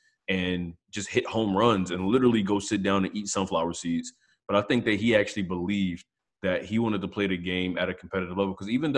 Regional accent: Philadelphia, Pennsylvania, United States; You know me, I say I'm from North Philadelphia.

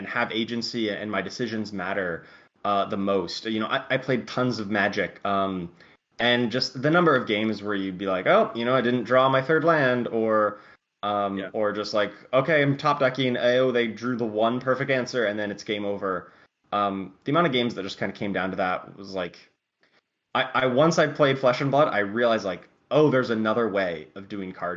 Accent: Pittsburgh, Pennsylvania, United States; in Pittsburgh in my hometown

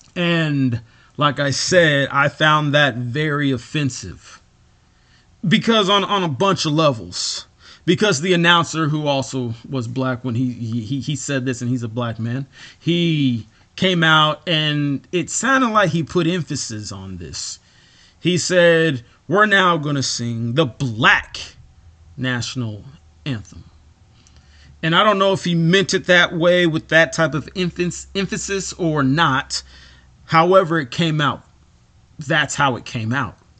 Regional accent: United States; I am an American.

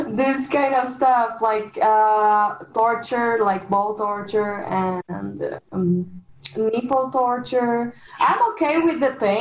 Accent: Brazil; I'm from Brazil

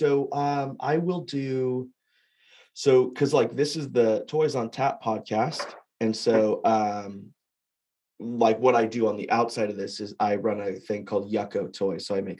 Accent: Fresno, California, United States; moved away; I'm from Fresno

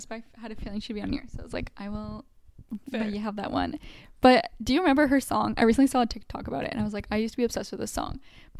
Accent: Canada; as like a Canadian

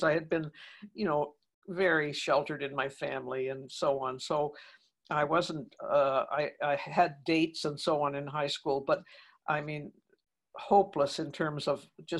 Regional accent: Toronto, Ontario, Canada; here we were then settled in Toronto and I was still in school with the sisters

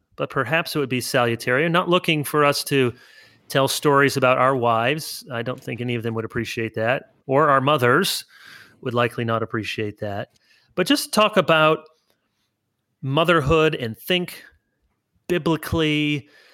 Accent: Grand Rapids, Michigan, United States; moved away as an adult; also born or lived in South Holland, Illinois / Orange City, Iowa / East Lansing, Michigan; I was born outside of Chicago in South Holland, Illinois, and then I moved to Grand Rapids area when I was a kid

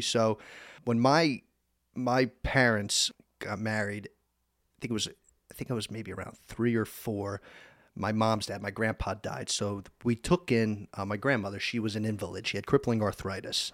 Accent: Easton, Pennsylvania, United States; also born or lived in Summit, New Jersey; we moved out to Pennsylvania. And, um, I was in the fourth grade and went through elementary school, middle school, graduated from Eastern Area High School

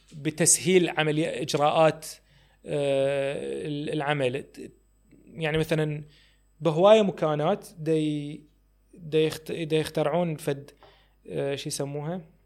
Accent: Iraq; ما عندي يعني اكثر من جنسيه الله وكيلك هي بس يعني هي بس جنسيه عراقيه

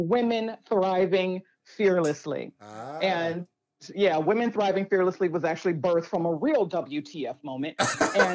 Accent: Chicago, Illinois, United States; I was born and raised in Chicago

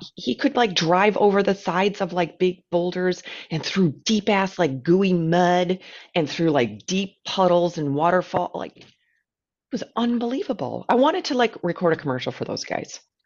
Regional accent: United States; an American who lives in a very flat place

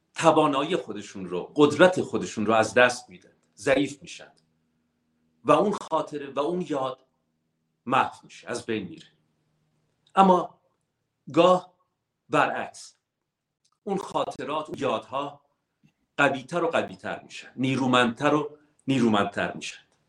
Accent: Iran; moved away; ما ایرانی هستیم

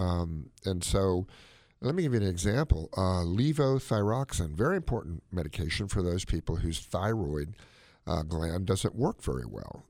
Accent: United States; my mom came from China. I am all-American. I'm American as chop suey.

